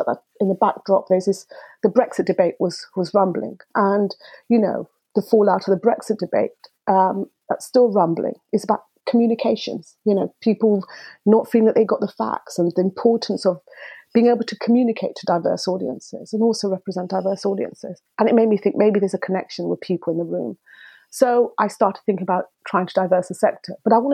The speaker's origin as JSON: {"language": "English", "region": "Dar es Salaam", "country": "Tanzania", "tie": "born or raised there", "moved": "yes", "lives_now": "United Kingdom", "said": "I was born in Dar es Salaam, East Africa, and Tanzania, East Africa"}